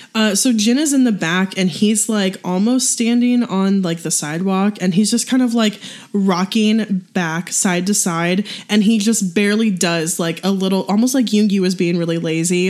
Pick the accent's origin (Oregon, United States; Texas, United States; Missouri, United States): Missouri, United States; St. Louis; where I grew up in St. Louis